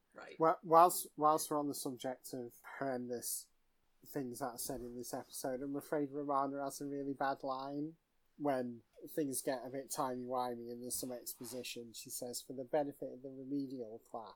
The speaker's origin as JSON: {"language": "English", "town": "Manchester", "region": "North West England", "country": "United Kingdom", "said": "as a Mancunian"}